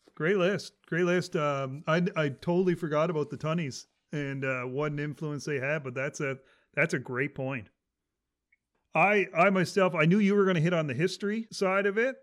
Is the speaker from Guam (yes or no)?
no; Canada